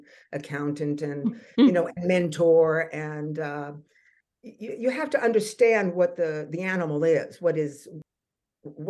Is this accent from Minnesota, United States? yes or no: no; California, United States; moved away as an adult; also born or lived in New York / London; now in Montreal, Canada; I'm from California, always danced, did the musical theaters in school, and then went off early to first New York and then to London